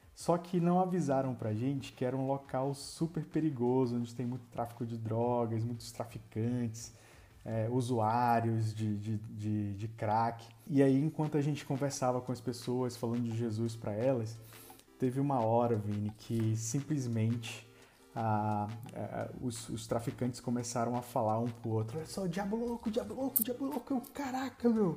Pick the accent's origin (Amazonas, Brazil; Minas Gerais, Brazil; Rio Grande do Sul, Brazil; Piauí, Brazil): Amazonas, Brazil; Nós somos do Amazonas